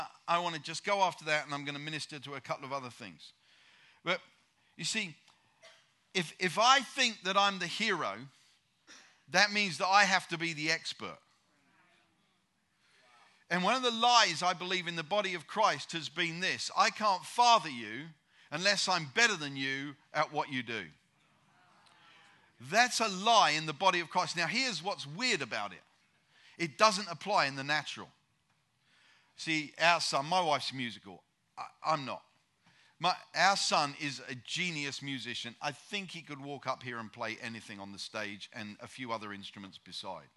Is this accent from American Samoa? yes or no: no; United Kingdom; I'm a Brit